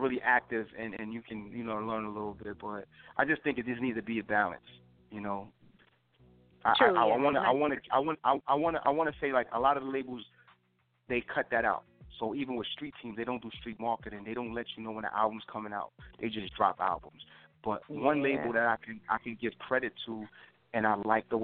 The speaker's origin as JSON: {"language": "English", "town": "New York City", "region": "New York", "country": "United States", "tie": "born or raised there", "said": "I came about in Harlem. I'm from Harlem"}